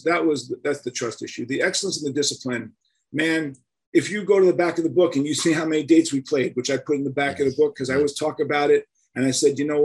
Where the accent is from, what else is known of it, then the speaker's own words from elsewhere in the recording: New York City, New York, United States; growing up in Manhattan in the 60s